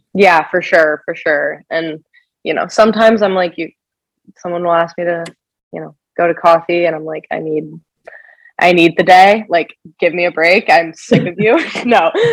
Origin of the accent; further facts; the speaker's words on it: Kansas City, United States; moved away as an adult; also born or lived in Nebraska; I am from Kansas City originally